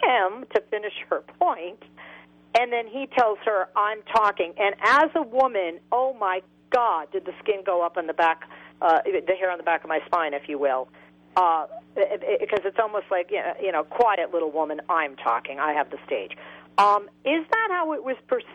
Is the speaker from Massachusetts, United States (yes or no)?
yes; Boston, Massachusetts, United States; now in Los Angeles, United States; I grew up in Boston